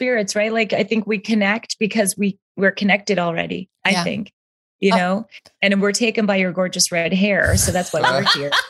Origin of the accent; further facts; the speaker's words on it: Canada; moved away as an adult; now in California, United States; I'm Canadian. … I came to America